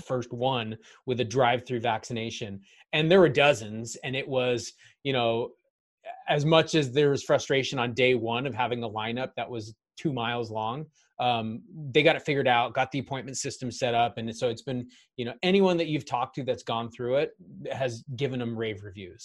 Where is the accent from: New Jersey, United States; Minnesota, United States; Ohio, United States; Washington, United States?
Washington, United States; Kent; born and raised south of Seattle in Kent, and I guess people would say Renton, but I went to the Kent School District, so I call myself a Kent kid